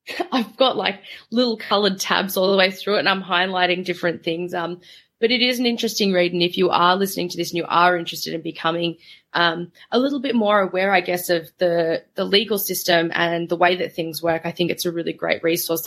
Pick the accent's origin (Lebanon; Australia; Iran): Australia; Melbourne, Victoria; my hometown in suburban Melbourne